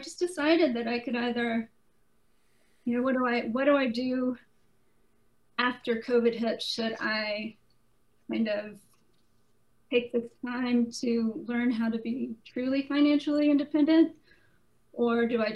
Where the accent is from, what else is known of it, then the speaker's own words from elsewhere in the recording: Mississippi, United States; moved away as an adult; also born or lived in Atlanta, Georgia; I'm from Mississippi, born and raised in Mississippi, and then moved to Atlanta in my 20s.